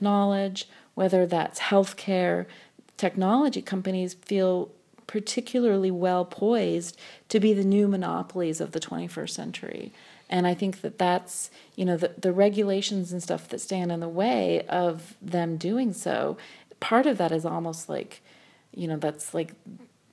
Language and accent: English; United States; I've also never quite fully thought of myself as fully American either